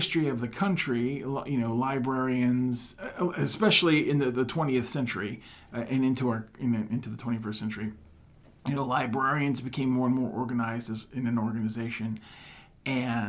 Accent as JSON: {"language": "English", "town": "Houma", "region": "Louisiana", "country": "United States", "tie": "born or raised there", "also_born_or_lived": "Wisconsin", "moved": "as an adult", "lives_now": "West Des Moines, United States", "said": "I was born and raised in South Louisiana, about 45 minutes southwest of New Orleans in a town called Houma."}